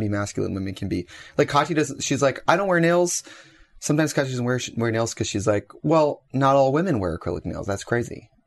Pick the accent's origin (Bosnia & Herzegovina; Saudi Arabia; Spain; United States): United States; Wisconsin; I'm from Wisconsin